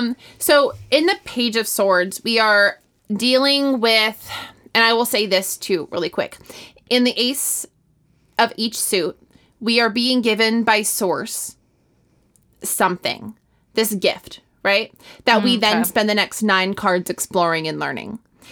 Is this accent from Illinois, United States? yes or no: yes; Illinois, United States; Yeah, that's the Midwest. I'm from Illinois.